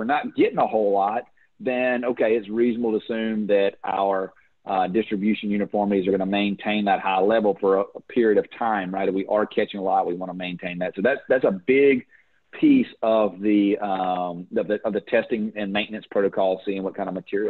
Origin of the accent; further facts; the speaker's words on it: United States; also born or lived in Louisiana / Florida; I'm from Florida and Louisiana